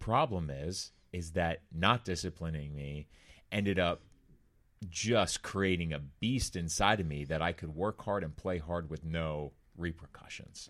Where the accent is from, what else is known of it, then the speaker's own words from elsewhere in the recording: Orange County, California, United States; Growing up in Orange County, California, Corona del Mar, Laguna Beach area